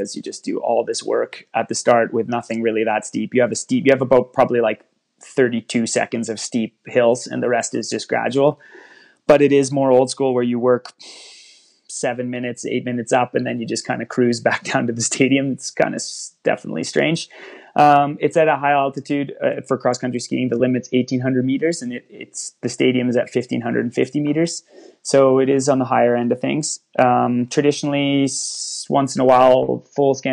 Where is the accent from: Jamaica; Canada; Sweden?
Canada; I'm Canadian